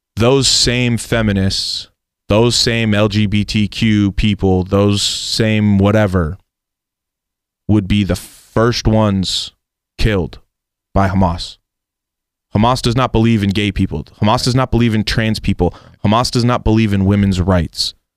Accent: United States; America and the United States is the country I grew up in. It's where I was born and raised

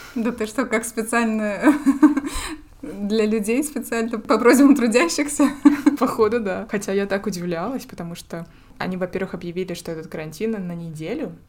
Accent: Russia; moved away as an adult; also born or lived in Finland; now in Norway; ты же из России. Как бы да, но я же не из Якутии

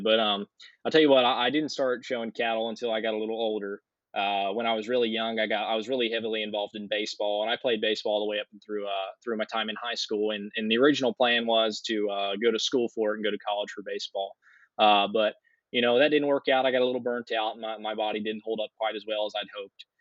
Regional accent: Adamstown, Maryland, United States; I'm uh, 20 years old and I'm originally from Adamstown, Maryland

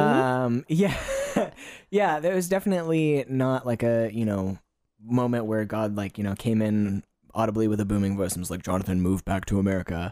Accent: Kentucky, United States; moved away as an adult; now in Gold Coast, Australia; I, I'm originally from Kentucky in the United States

